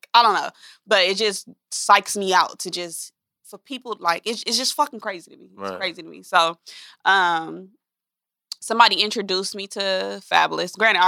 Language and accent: English; Los Angeles, California, United States; I'm from Los Angeles.